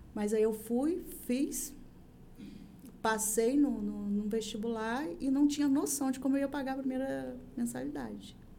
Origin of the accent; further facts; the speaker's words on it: São Francisco, Brazil; eu sou nascida e criada em São Francisco